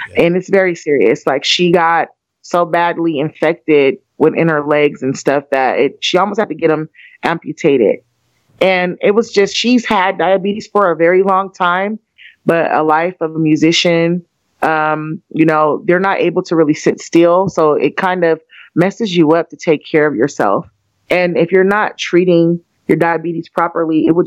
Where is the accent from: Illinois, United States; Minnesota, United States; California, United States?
California, United States; Pittsburg; we are all from the Bay Area. We are from a very small city called Pittsburgh, California